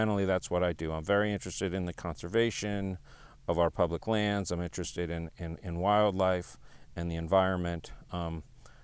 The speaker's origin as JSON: {"language": "English", "town": "New York City", "region": "New York", "country": "United States", "tie": "born or raised there", "also_born_or_lived": "California / Seattle / Montana", "moved": "as an adult", "lives_now": "Texas, United States", "said": "I was born in California. I was raised in New York City, Manhattan. You know, so I'm a real city kid."}